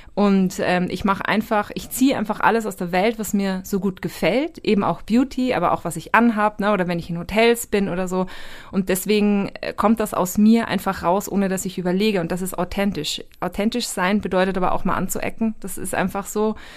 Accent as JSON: {"language": "German", "country": "Austria", "said": "ich bin Österreicherin"}